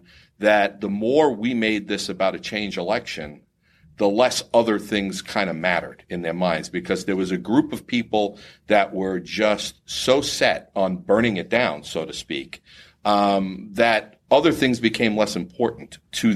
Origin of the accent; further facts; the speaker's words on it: Florida, United States; Florida, being my home state